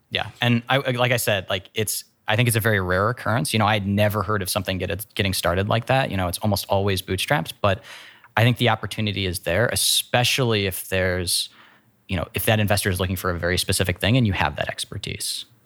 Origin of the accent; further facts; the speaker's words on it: Worthington, Ohio, United States; also born or lived in San Francisco, California / Columbus, Ohio; I grew up in Worthington. went elementary, middle, high school all to, to Worthington